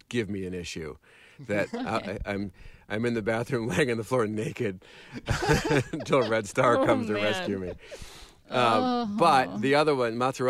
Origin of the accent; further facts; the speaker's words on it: Madison, Wisconsin, United States; now in Los Angeles, United States; Madison, Wisconsin, my hometown.